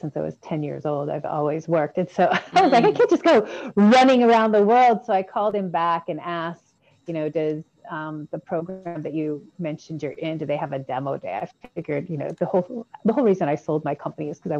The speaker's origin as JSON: {"language": "English", "region": "Washington", "country": "United States", "tie": "born or raised there", "also_born_or_lived": "San Francisco Bay Area, United States / Oxford, United Kingdom", "moved": "as an adult", "lives_now": "Puerto Rico", "said": "I grew up in Washington State"}